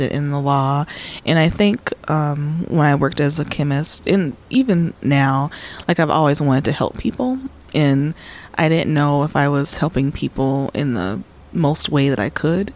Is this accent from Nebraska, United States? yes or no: no; Minneapolis, Minnesota, United States; also born or lived in Chicago, Illinois; I was raised in Minnesota